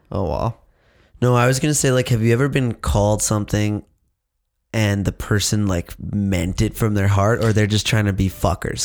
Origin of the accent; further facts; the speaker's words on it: Saskatchewan, Canada; us in Saskatchewan